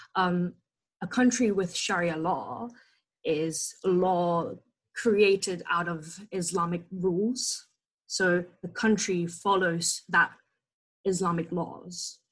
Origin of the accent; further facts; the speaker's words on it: Indonesia; I was born and raised in Indonesia